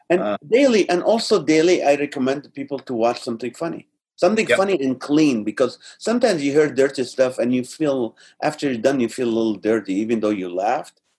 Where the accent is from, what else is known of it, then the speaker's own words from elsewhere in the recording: Malaysia; just because I'm a Malaysian, I don't want you to think I want you to cook every single day.